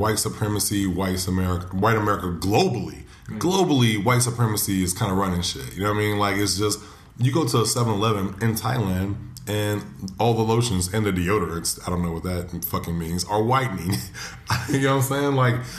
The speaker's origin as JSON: {"language": "English", "country": "United States", "said": "Yeah, because I'm American."}